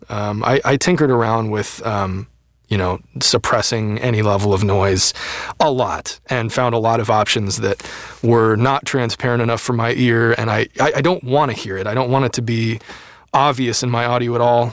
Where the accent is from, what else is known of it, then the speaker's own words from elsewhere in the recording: Seattle, Washington, United States; now in Los Angeles, United States; I grew up in the Seattle area